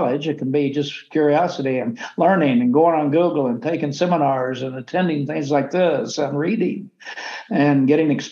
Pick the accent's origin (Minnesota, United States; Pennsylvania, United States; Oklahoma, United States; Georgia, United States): Oklahoma, United States; moved away as an adult; also born or lived in Washington, D.C.; I grew up in Oklahoma, extremely poor on a farm